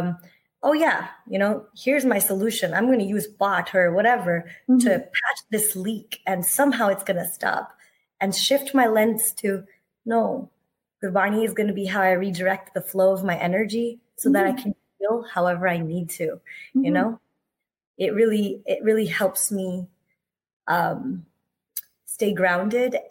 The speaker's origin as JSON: {"language": "English", "country": "United States", "tie": "born or raised there", "said": "a millennial brown kid growing up in the States"}